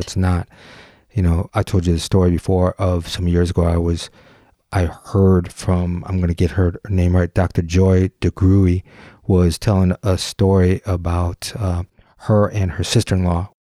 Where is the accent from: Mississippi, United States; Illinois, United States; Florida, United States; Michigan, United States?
Michigan, United States; Detroit; I grew up in the Detroit area